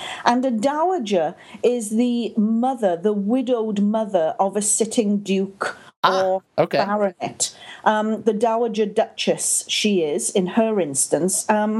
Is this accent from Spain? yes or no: no; Wales, United Kingdom; accent: Welsh-Canadian; now in Canada; That's absolutely right. This is a Welsh-Canadian accent. Sometimes it's a little bit more Welsh, and other times it's a little bit more Canadian.